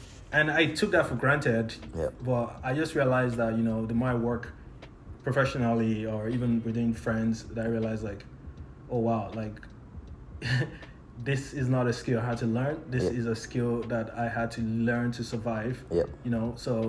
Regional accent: Nigeria; now in Canada; I came to Canada as a Nigerian, and then over time I became Canadian.

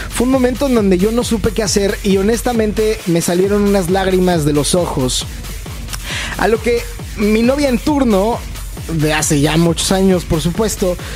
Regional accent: Mexico; Estaba yo eh, en mi país, vivía yo en Ciudad de México en ese momento

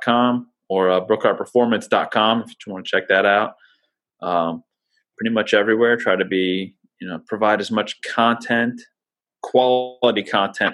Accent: Lafayette, Indiana, United States; I was born in Lafayette. My dad went to Purdue.

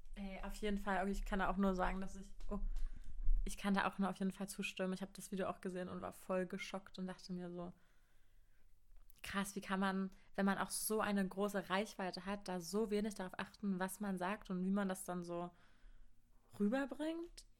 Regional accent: Cottbus, Brandenburg, Germany; ich bin 20 Jahre alt und komme aus Cottbus.

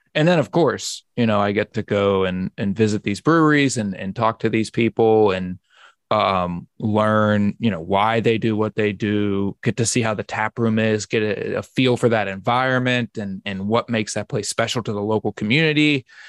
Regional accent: Pittsburgh, Pennsylvania, United States; Pittsburgh, my hometown

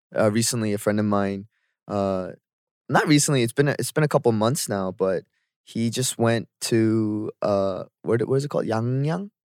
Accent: Canada; moved away as an adult; now in South Korea; growing up in Canada

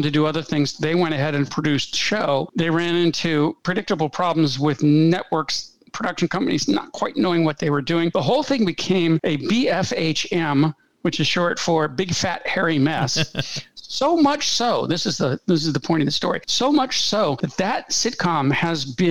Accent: United States; I grew up in America in the 1960s

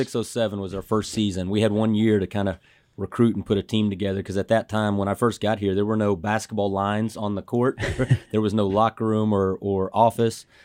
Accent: Dallas, Texas, United States; I grew up in Dallas

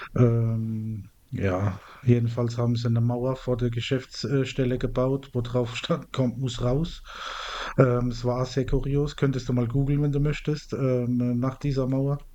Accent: Mannheim, Baden-Württemberg, Germany; meine Heimatstadt, wo ich auch herkomme

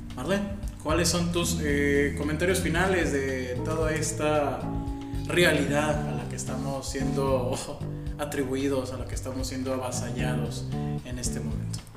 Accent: Mexico; Porque somos mexicanos

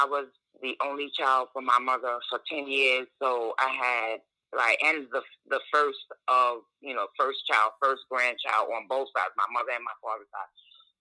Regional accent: New York City, New York, United States; moved away as an adult; also born or lived in Virginia; I was born and raised in Brooklyn.

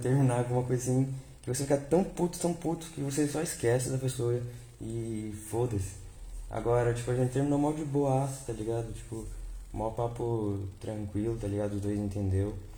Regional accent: Vale do Paraíba, São Paulo, Brazil; eu sou de São Paulo. Eu sou do, do Vale do Paraíba

